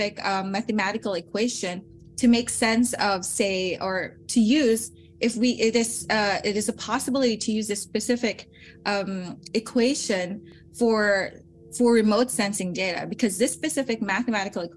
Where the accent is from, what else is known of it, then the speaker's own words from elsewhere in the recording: Philippines; moved away as an adult; also born or lived in Salzburg, Austria; now in Europe; I come from the Philippines